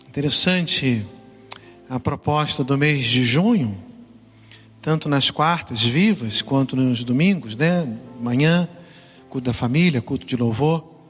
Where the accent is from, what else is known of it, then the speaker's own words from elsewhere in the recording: Brazil; now in São Paulo, Brazil; lá no meu estado, né? é onde, onde eu nasci, fui criado